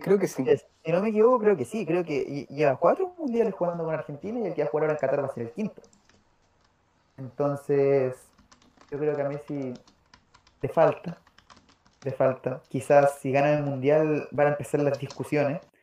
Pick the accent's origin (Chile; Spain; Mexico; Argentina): Chile; no soy argentino, soy chileno